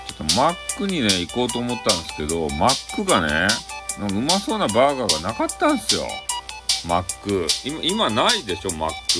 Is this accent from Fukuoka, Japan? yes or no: yes; Fukuoka, Japan; accent: Hakata-ben; 俺の博多弁